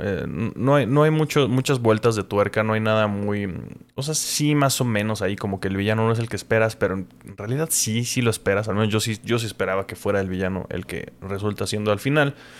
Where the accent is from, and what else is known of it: Mexico